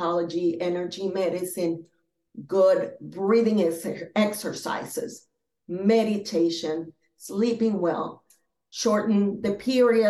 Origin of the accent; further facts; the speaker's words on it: Philadelphia, Pennsylvania, United States; also born or lived in Boston, Massachusetts / Venezuela; now in Florida, United States; I was born in Boston, Massachusetts. I grew up in Philadelphia, but I also grew up in Venezuela because my parents, like your parents, are from there